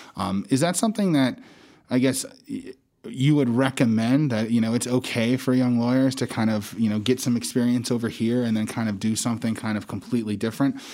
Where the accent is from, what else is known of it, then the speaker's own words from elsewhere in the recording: Casper, Wyoming, United States; moved away as an adult; also born or lived in Hawaii; I was born and raised in Casper, Wyoming